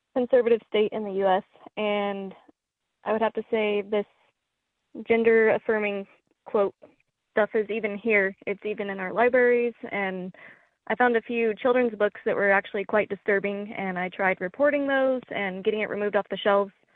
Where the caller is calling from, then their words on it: Oklahoma, United States; I'm calling from Oklahoma